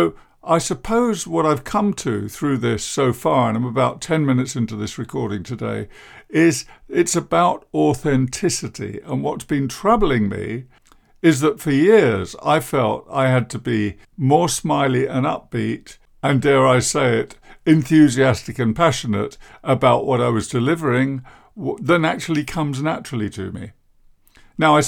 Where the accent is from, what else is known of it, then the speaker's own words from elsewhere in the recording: England, United Kingdom; I'm English